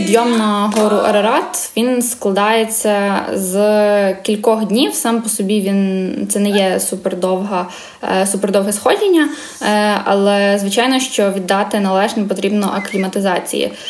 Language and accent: Ukrainian; Lviv, Lviv Oblast, Ukraine; also born or lived in Kyiv; Я сама з Львова, тут е, живу, навчаюся, виросла